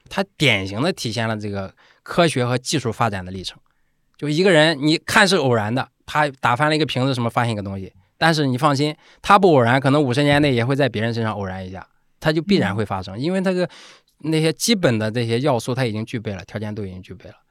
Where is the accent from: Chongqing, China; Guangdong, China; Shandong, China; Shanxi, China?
Shandong, China; Zaozhuang; accent: Shandong dialect; first language Shandong dialect; moved away; 他我们都在那一起长大，从小说的就是我们家乡话，对吧？就是山东土话